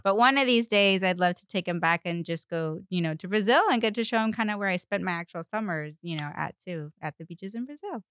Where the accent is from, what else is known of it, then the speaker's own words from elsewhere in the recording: Paraguay; English is a second language; moved away; I was born and raised in Paraguay